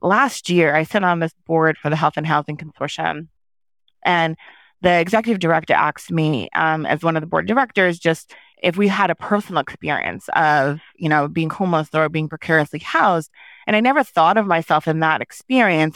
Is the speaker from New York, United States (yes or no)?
yes; New York, United States; first language Haitian Creole; English is a second language; I was born in New York to Haitian immigrants, um, as a first generation person, you know, my first language growing up was Haitian Creole